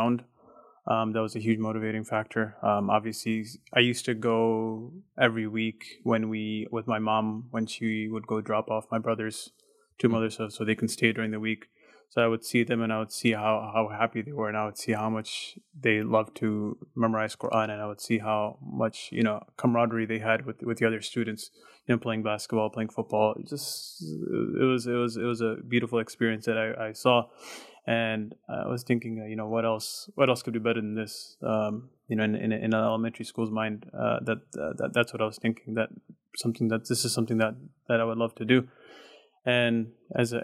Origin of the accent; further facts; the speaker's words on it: Chicago, Illinois, United States; I grew up, born and raised in Chicago